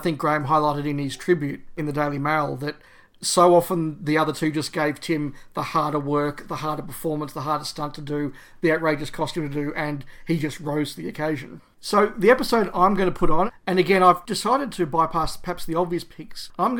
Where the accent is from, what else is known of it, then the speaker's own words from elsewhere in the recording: Australia; I think … there summed up the experience of a lot of people of our generations growing up in Australia.